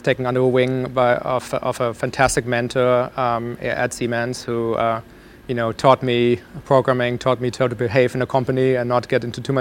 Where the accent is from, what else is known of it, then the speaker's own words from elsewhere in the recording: Germany; moved away; I grew up in Germany.